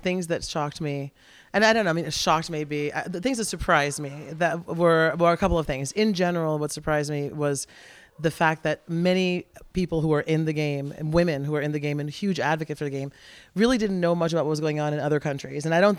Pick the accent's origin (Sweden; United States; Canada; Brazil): Brazil; moved away; my parents, when we moved here from Brazil for my dad to play, I went into United Nations school